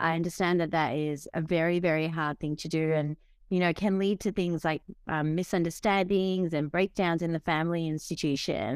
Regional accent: Fiji; moved away; I grew up in Fiji, so developing country

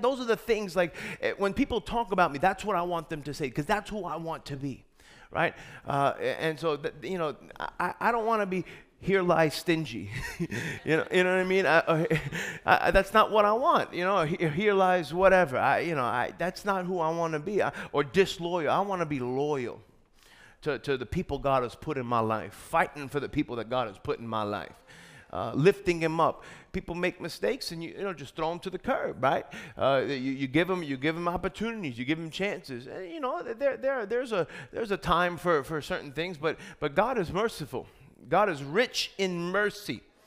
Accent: New York, United States; I'm from New York

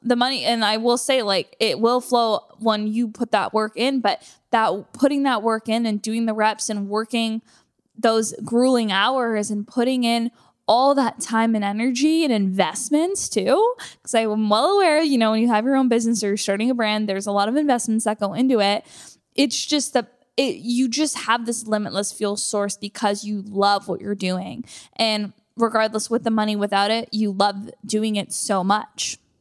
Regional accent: Canada; moved away as an adult; now in United States; being a Canadian moving here and not having anything

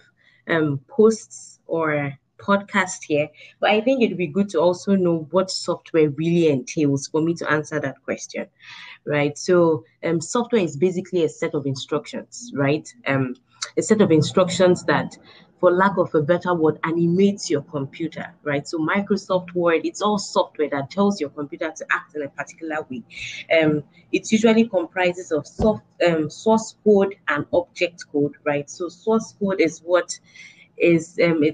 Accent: Nigeria; moved away; I'm a Nigerian at the core, through and through.

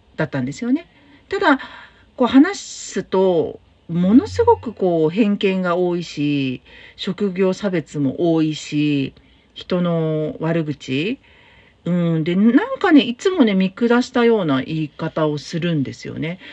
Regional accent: Tokyo, Japan; now in Fukuoka, Japan; 東京の私の実家

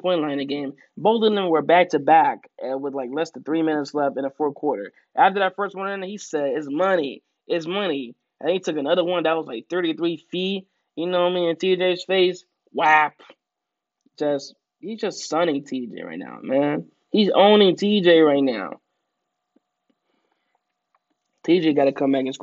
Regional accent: Southeast Pennsylvania, United States; I'm from Southeast Pennsylvania

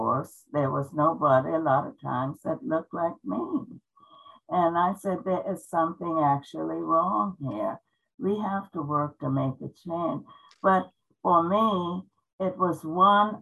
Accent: the South, United States; moved away as an adult; also born or lived in Germany; now in Tacoma, United States; I grew up in the South

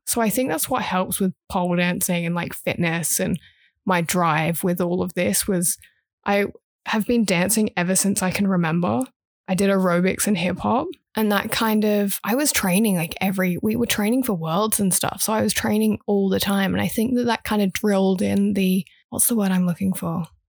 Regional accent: Brisbane, Queensland, Australia; accent: English; also born or lived in Huntingdon, United Kingdom / Sydney, Australia; I've grown up in Brisbane

